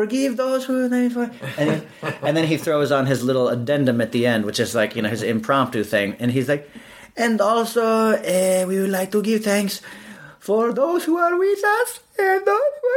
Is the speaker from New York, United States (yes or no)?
yes; New York City, New York, United States; the tradition we had was the Macy's Day Parade growing up in New York City.